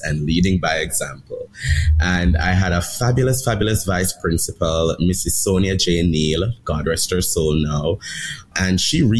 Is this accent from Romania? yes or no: no; Jamaica; now in United States; I'm from Jamaica